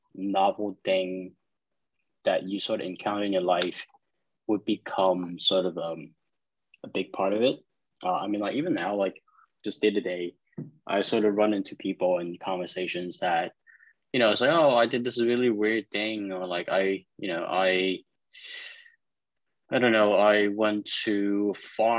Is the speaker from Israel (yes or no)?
no; New York, United States; also born or lived in China; I was born in China, but I immigrated to New York when I was 10